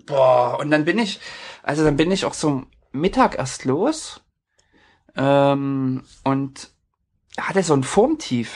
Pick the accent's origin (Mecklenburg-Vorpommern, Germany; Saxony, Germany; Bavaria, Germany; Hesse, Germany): Saxony, Germany; near Leipzig; moved away as an adult; now in Norway; meine ehemalige Heimatstadt, ich komme aus der Nähe von Leipzig